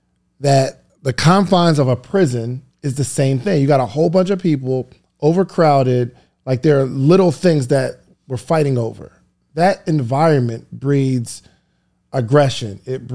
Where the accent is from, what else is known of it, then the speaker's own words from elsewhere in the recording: New Jersey, United States; Well, because I don't live in New York. I grew up in New Jersey.